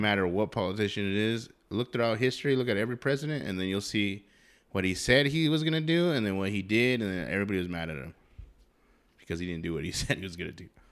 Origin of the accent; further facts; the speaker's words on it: New Mexico, United States; Here in New Mexico, if you didn't know, we're from New Mexico.